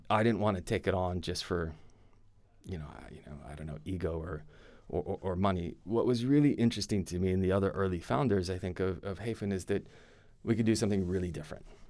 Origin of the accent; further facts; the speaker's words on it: United States; accent: American; moved away as an adult; now in Europe; I'm American, as you can tell by my accent. Moved here twenty-three years ago, followed a girl.